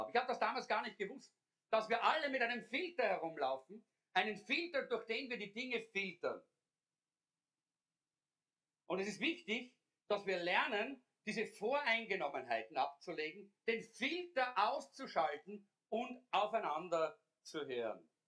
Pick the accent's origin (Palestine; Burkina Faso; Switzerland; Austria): Austria; Sie ist aufgewachsen in Schweden, ich in Österreich.